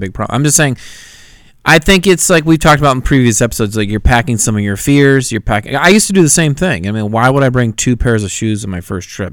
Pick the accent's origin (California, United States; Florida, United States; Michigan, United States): California, United States; I'm from California. We don't talk like